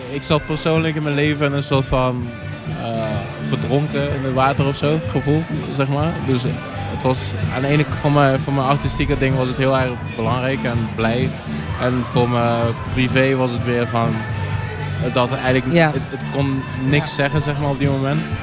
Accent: DR Congo; ik kom uit Congo, ik ben in Congo geboren.

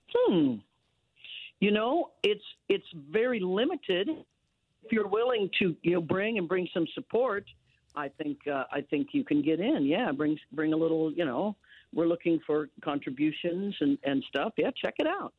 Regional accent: Leavenworth, Kansas, United States; now in Los Angeles, United States; I was born and raised in Leavenworth, Kansas

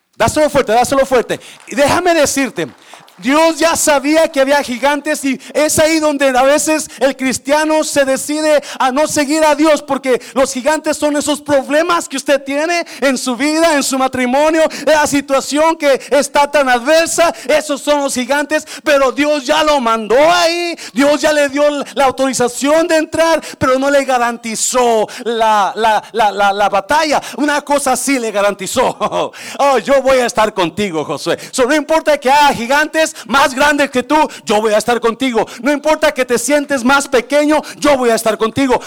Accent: Nayarit, Mexico; also born or lived in Guanajuato; yo nací en el estado de Guanajuato, que es un estado seco, árido, pero me crié en el estado de Nayarit

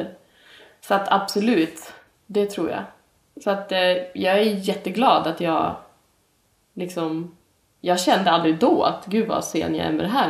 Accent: Umeå, Västerbotten County, Sweden; jag kommer ju från Umeå. Där jag växte upp

